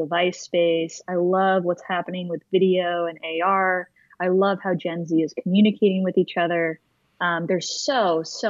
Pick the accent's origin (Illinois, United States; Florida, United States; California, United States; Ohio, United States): Florida, United States; Orlando; now in New York, United States; I grew up in Orlando, Florida